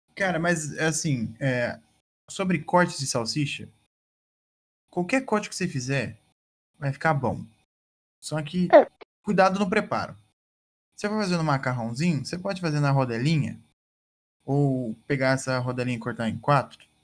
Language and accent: Portuguese; Maringá, Paraná, Brazil; eu morei minha vida inteira no Jardim Alvorada, né? Aqui em Maringá